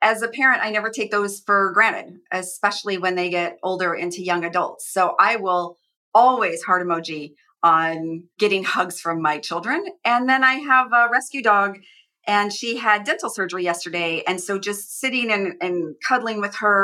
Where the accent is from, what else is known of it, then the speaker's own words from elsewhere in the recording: Phoenix, Arizona, United States; now in West Coast, United States; I grew up in Phoenix